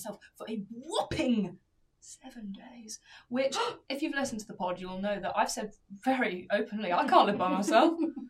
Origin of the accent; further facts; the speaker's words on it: England, United Kingdom; now in London, United Kingdom; I'm an English rose.